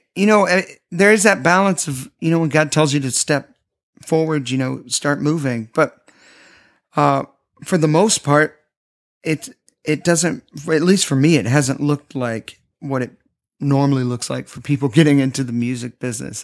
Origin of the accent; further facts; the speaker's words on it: Nashville, Tennessee, United States; Growing up in Nashville, I grew up around people that were always promoting themselves.